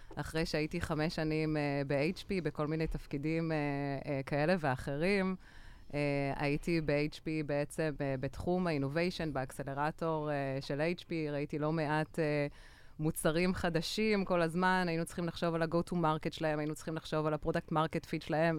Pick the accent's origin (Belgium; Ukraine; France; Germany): Belgium; moved away as an adult; also born or lived in Tel Aviv, Israel; now in Israel; אני בעצם אה, גדלתי בבלגיה